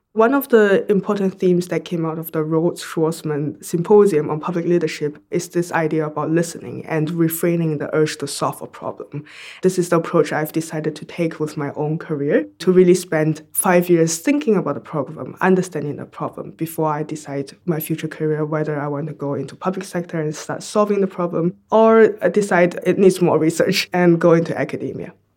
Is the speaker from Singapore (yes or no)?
yes; Singapore; moved away as an adult; also born or lived in United States / China; I grew up in Singapore, which is a sunny island right on the equator.